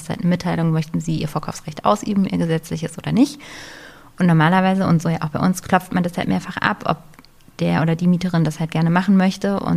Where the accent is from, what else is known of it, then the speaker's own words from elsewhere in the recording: Berlin, Germany; bin ich ja in Berlin groß geworden und wir haben, also ich habe mein ganzes Leben, äh, bis ich ausgezogen bin, in der Feuerbachstraße gewohnt in, in Steglitz